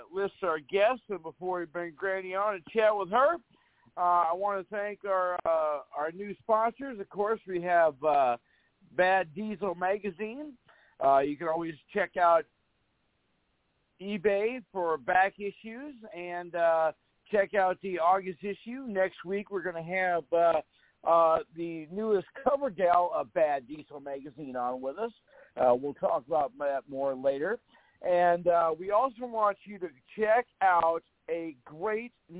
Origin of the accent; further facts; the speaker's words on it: Fargo, North Dakota, United States; here in my hometown, when we have our high school reunions